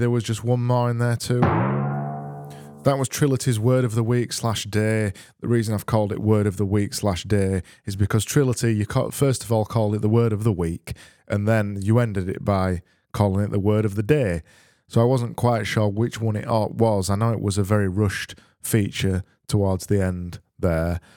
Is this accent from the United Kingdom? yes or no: yes; United Kingdom; I am a British person